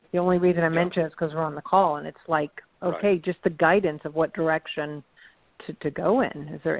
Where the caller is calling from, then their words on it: California, United States; I'm in Cal